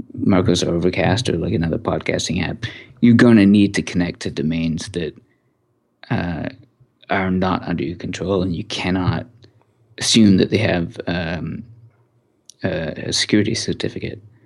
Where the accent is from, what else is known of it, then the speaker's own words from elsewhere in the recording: Canada; I'm Canadian